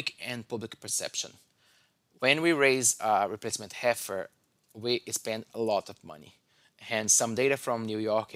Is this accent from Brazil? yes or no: yes; Brazil; moved away as an adult; also born or lived in Indiana, United States; now in Michigan, United States; I'm originally from Brazil